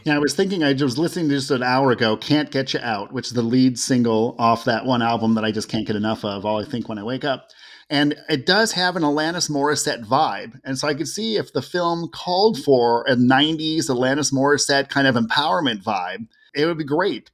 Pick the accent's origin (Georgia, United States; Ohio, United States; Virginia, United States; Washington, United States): Ohio, United States; Cleveland and Toledo; I grew up in Cleveland and Toledo, where we could hear Canadian radio stations.